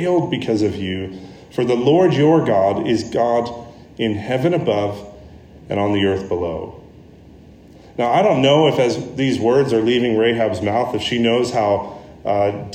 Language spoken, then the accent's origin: English; United States; me as the American with a bunch of other Americans there